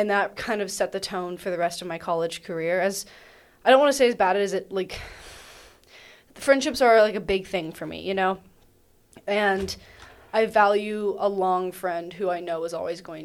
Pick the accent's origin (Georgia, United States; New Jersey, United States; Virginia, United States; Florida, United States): Georgia, United States; Athens; I grew up in Athens, half a mile from UGA